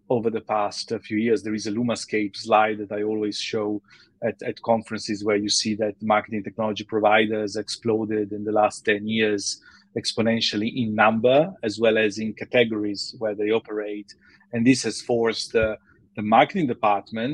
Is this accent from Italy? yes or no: yes; Milan, Lombardy, Italy; moved away as an adult; also born or lived in Taiwan / Switzerland; now in London, United Kingdom; I'm originally from Milan, Italy, although I've been here in London for many years now